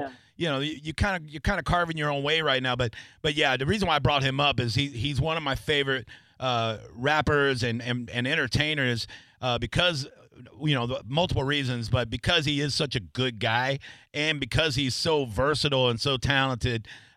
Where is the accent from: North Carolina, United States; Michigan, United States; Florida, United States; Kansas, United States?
Florida, United States; Tampa; born and raised in Tampa